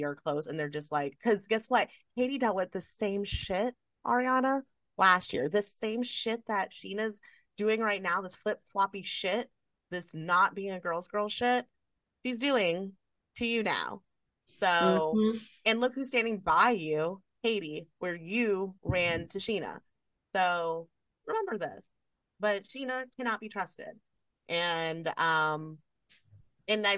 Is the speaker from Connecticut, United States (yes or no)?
no; Kentucky, United States; I'm from Kentucky